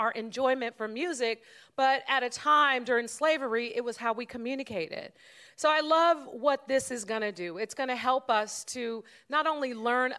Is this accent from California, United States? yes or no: yes; San Francisco, California, United States; we grew up in San Francisco